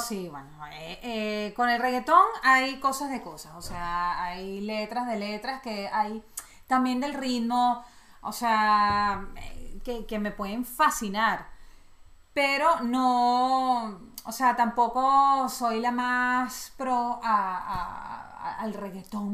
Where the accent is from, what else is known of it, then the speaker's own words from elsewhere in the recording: Venezuela; Yo soy totalmente venezolana